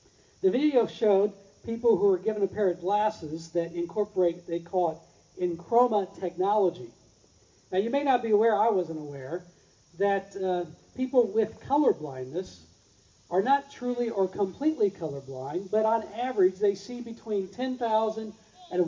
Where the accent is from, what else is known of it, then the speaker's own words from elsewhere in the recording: Plainfield, Indiana, United States; I grew up in Plainfield, Indiana, where we had a very small African-American population.